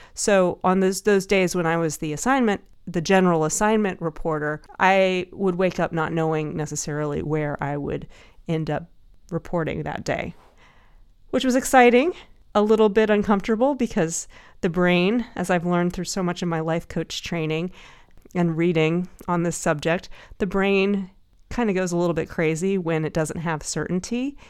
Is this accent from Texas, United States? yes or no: yes; Dallas, Texas, United States; now in San Francisco, United States; I used to be in the Nutcracker Ballet when I was growing up in Dallas